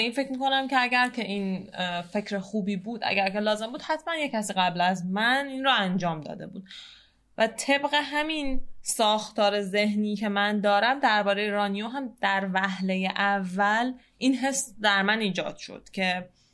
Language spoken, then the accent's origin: Persian; Tehran, Tehran Province, Iran; شهر خودمون یعنی تهران